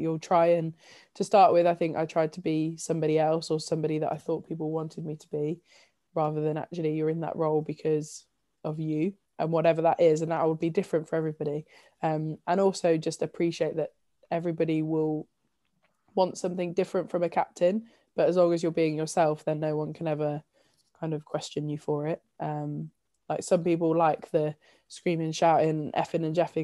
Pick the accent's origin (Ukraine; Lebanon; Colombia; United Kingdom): United Kingdom; Leicestershire, East Midlands; growing up in Leicestershire and still having loads of my family here